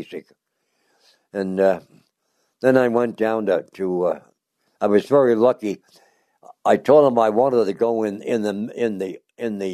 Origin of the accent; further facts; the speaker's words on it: Lansdowne, Pennsylvania, United States; also born or lived in Philadelphia; I was born in Philadelphia in 1921, and I grew up in a suburb called Lansdowne, PA